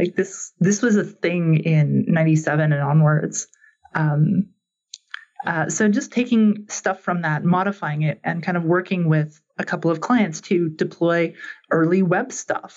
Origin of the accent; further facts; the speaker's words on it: Canada; growing up in Canada